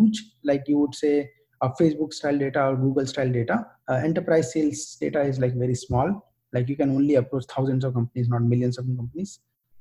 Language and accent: English; India; moved away as an adult; also born or lived in United States; now in Bangalore, India; I decided to move back to India specifically because I've never worked in tech industry in my home country